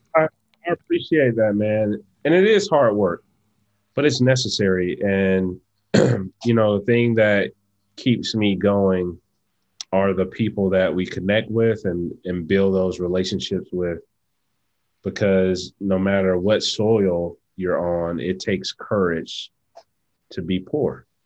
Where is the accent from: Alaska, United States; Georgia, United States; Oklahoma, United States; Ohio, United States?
Georgia, United States; Atlanta; I am traditionally from Atlanta, Georgia, where I currently reside.